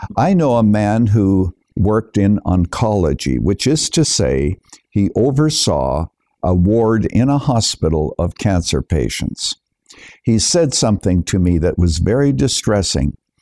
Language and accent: English; Canada; moved away as an adult; now in United States; I was born and raised in Canada, but I'm a naturalized citizen here in the United States, coming here in the early 1970s